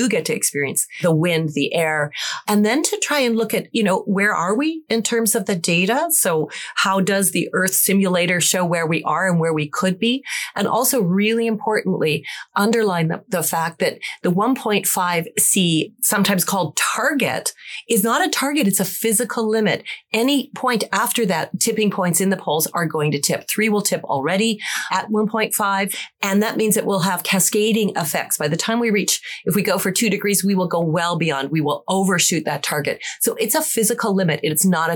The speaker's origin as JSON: {"language": "English", "country": "Canada", "said": "I'm Canadian and we're part of the Great White North"}